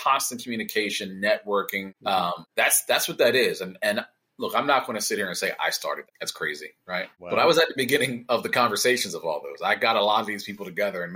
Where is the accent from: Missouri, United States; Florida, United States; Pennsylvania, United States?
Pennsylvania, United States; Philadelphia; moved away; also born or lived in Maryland; So I'm from Philadelphia originally.